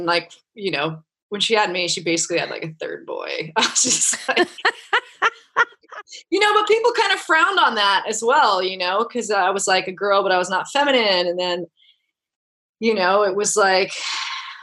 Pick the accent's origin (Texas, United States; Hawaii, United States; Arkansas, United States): Hawaii, United States; Kauai; growing up in Hawaii